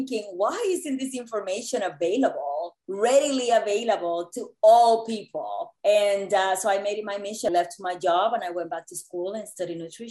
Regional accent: Puerto Rico; moved away as an adult; also born or lived in New York City; I grew up in Puerto Rico in what I believe now to be an idyllic childhood

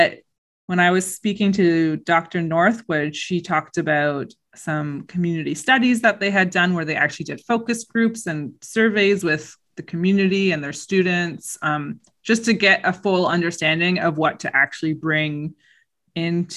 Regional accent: Hamilton, Ontario, Canada; I'm from Hamilton.

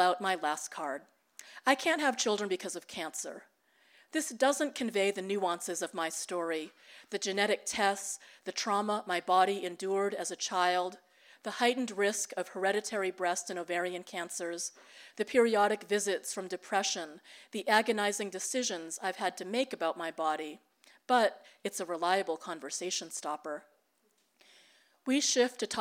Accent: United States; first language Tagalog; English is a second language; also born or lived in Philippines; now in Manila, Philippines; We were not an affectionate family during those difficult early years in the U.S.

